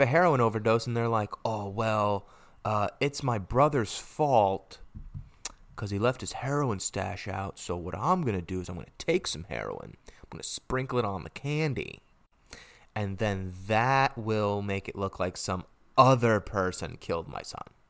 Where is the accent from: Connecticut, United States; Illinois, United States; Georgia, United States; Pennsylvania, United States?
Connecticut, United States; my home state of Connecticut